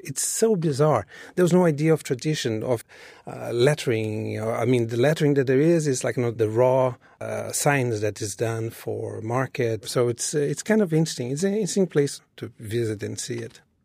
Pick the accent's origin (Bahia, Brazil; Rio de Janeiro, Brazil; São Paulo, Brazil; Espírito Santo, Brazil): Rio de Janeiro, Brazil; moved away as an adult; now in New York City, United States; when I was growing up in Brazil